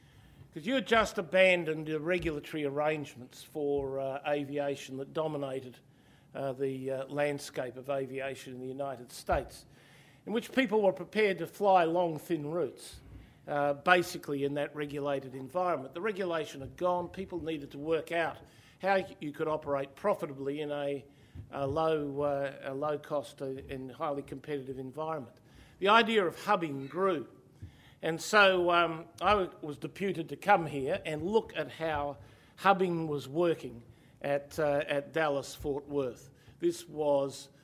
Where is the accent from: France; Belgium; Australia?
Australia; Perth, Western Australia; my hometown of Perth in Western Australia